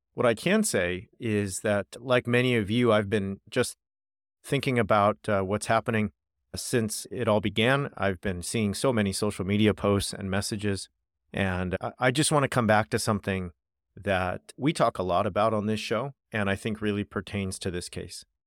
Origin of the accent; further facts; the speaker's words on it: United States; also born or lived in United Kingdom; I am American